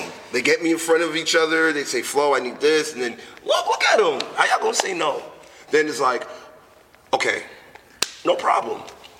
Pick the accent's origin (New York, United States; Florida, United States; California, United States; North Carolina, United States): New York, United States; New York City; being born and raised in New York City